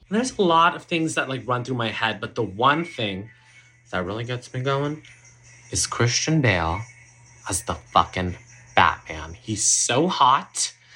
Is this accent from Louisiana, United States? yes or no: no; Georgia, United States; I grew up in Georgia.